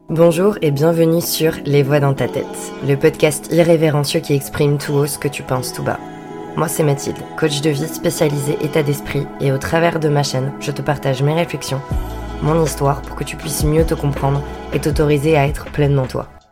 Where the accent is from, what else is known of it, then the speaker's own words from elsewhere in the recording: Vendée, Pays de la Loire, France; moved away as an adult; also born or lived in Bordeaux; je viens de Vendée